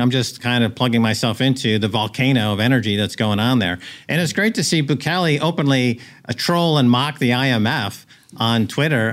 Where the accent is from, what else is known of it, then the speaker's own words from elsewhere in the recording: United States; moved away as an adult; also born or lived in Europe; now in El Salvador; As an American